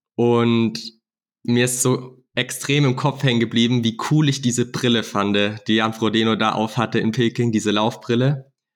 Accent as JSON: {"language": "German", "area": "Black Forest", "region": "Baden-Württemberg", "country": "Germany", "also_born_or_lived": "Nuremberg", "said": "bei uns im Schwarzwald"}